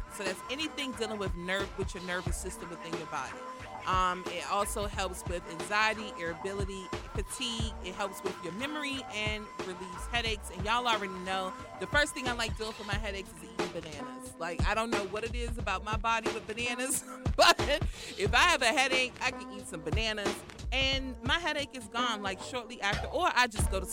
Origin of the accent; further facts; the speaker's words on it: United States; I'm from Southeast